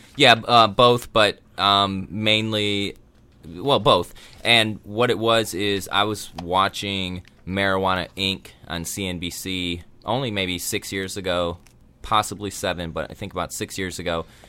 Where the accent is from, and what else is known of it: Illinois, United States; born or raised there; moved away as an adult; also born or lived in Colorado; now in Southern California, United States